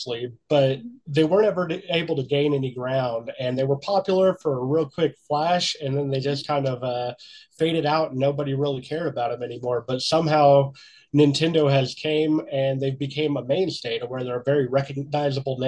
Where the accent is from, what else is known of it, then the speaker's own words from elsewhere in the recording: Clay Center, Kansas, United States; now in Montrose, United States; I grew up in Clay Center, Kansas